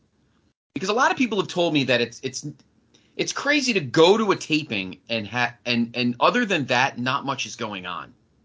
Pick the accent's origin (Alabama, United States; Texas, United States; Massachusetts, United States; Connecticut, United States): Connecticut, United States; Collision's here in my home state this weekend.